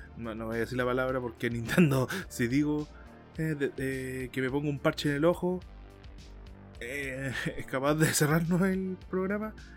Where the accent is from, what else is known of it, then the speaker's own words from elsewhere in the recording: Chile; Como muchos chilenos